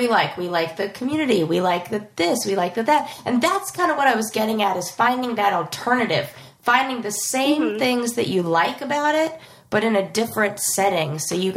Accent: Los Angeles, California, United States; I was born in Los Angeles, like proper, like Santa Monica Hospital

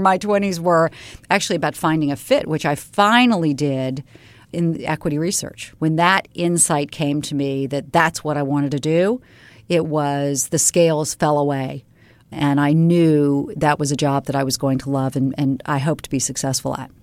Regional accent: Charleston, South Carolina, United States; moved away; I grew up in Charleston, South Carolina

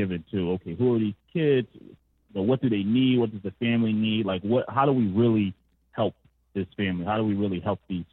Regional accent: Philadelphia, Pennsylvania, United States; I grew up in North Philadelphia

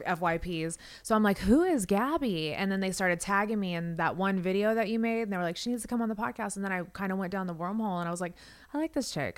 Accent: Las Vegas, Nevada, United States; moved away; I'm from Vegas. I actually grew up there

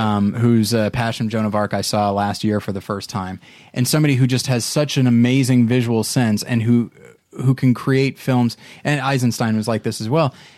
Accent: Taft, California, United States; my hometown of Taft, California

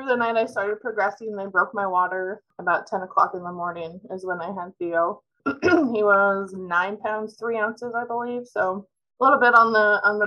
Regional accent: Mediapolis, Iowa, United States; now in Muscatine, United States; I'm actually originally from Mediapolis, which is down by Burlington

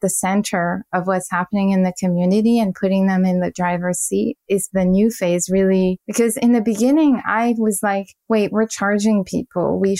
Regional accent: Paris, Île-de-France, France; English is a second language; now in United States; I was a fashion designer and design director for big brands in the US although I'm originally from Paris.

